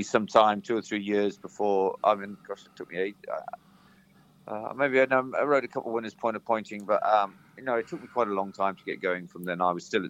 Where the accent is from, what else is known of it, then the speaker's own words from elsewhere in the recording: Herefordshire, West Midlands, United Kingdom; I was brought up in Herefordshire.